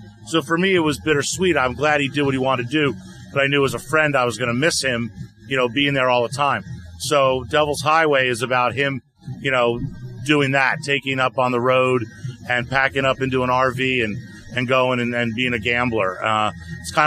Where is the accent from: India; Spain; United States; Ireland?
United States; Atlanta, Georgia; my best friend, his name was Les, growing up in Atlanta